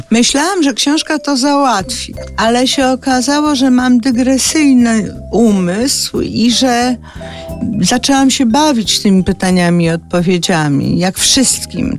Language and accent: Polish; Zielonka, Masovian Voivodeship, Poland; od strony stacji w Zielonce, gdzie się wychowałam